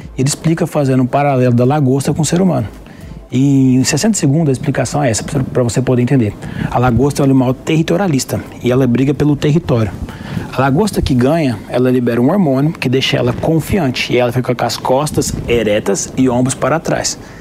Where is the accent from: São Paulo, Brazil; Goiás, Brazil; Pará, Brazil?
Goiás, Brazil; Goiânia; eu sou de Goiânia